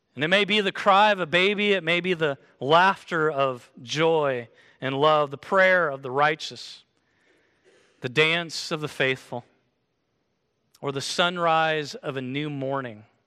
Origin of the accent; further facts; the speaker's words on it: Kansas, United States; moved away; I came from Kansas, so we wear boots in Kansas